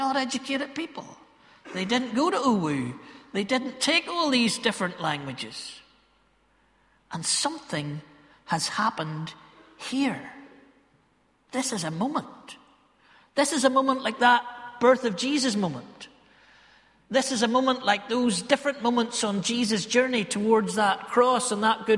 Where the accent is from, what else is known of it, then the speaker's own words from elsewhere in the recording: Ballymena, Northern Ireland, United Kingdom; accent: Ballymena; Ballymena folk are a bit like Galileans because we're, you know, our accent betrays us